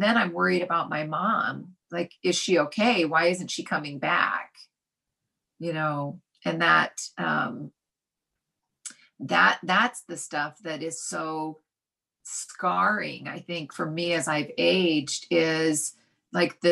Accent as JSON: {"language": "English", "region": "Utah", "country": "United States", "tie": "born or raised there", "said": "growing up where I grew up in Utah"}